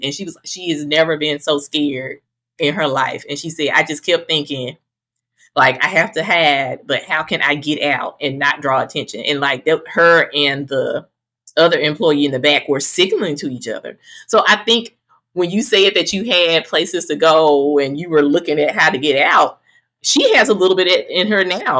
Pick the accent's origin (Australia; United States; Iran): United States; Greenville, Mississippi; also born or lived in Charleston, Mississippi; now in Atlanta, United States; I am from oh, Greenville